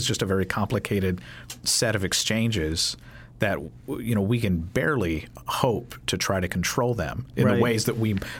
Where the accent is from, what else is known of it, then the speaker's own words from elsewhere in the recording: Kentucky, United States; I'm from Kentucky